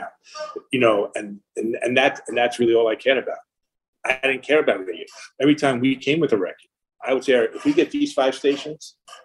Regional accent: Long Island, New York, United States; I grew up in Long Island

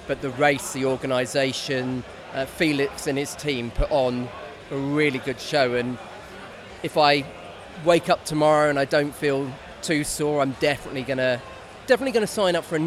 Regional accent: London, United Kingdom; from London

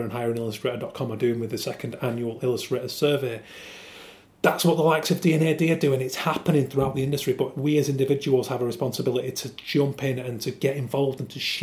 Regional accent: Yorkshire and the Humber, United Kingdom; I'm a Yorkshireman

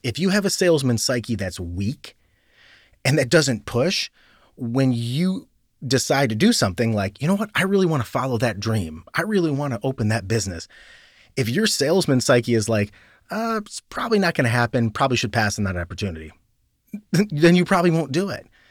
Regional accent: Cleveland, Ohio, United States; moved away as an adult; also born or lived in New York; I grew up in a suburb of Cleveland. I grew up in Northeast Ohio.

